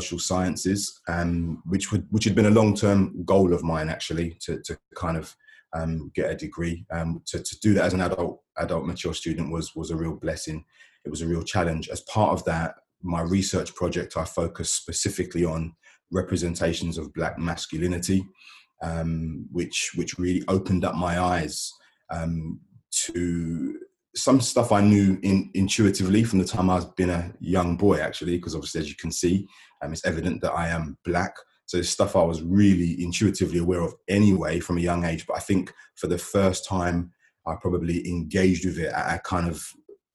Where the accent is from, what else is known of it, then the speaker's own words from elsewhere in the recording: London, United Kingdom; moved away as an adult; now in Gloucester, United Kingdom; I'm originally from South London, moved to Gloucester with my family in about 2012